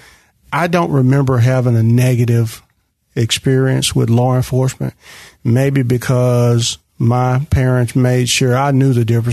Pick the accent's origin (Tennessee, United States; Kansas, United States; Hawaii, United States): Tennessee, United States; Memphis; growing up in North Memphis